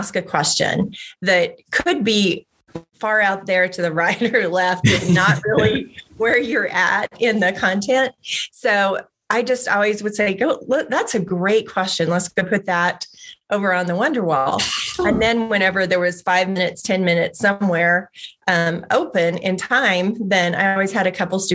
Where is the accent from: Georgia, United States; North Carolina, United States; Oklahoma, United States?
Oklahoma, United States; moved away; I grew up in Oklahoma, where all my family still remains